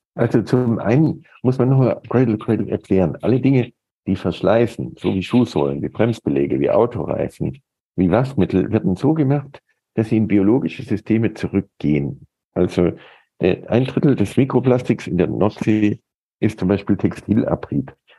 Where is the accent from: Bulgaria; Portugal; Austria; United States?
United States; moved away; ich bin in den USA groß geworden